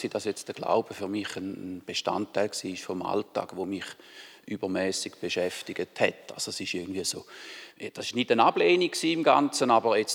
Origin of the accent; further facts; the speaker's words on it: Löningen, Lower Saxony, Germany; Das ist richtig. Ich bin zumindest der Teil, wo ich mich gut mag daran erinnern, bin ich da aufgewachsen. Habe sehr eine schöne Kindheit da dürfen verbringen.